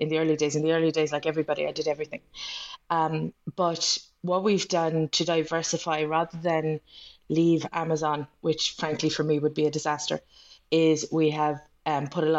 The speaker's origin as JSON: {"language": "English", "country": "Ireland", "said": "I'm Irish, and I write mostly Irish."}